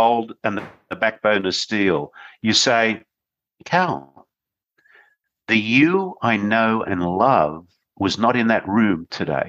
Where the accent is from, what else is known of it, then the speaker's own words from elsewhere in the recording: Australia; I was born in Australia